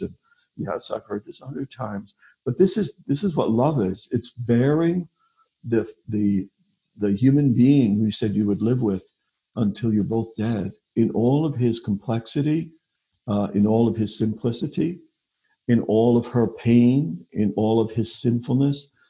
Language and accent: English; New York, United States; moved away as an adult; also born or lived in Pennsylvania / Columbus, Ohio; now in Omaha, United States; I'm originally from New York